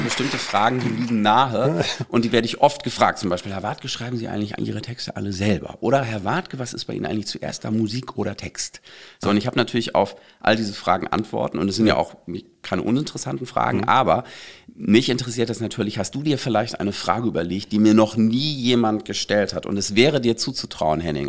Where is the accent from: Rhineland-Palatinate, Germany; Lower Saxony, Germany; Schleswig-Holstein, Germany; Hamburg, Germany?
Schleswig-Holstein, Germany; Bad Schwartau; moved away; also born or lived in Berlin; in Bad Schwartau, wo ich aufgewachsen bin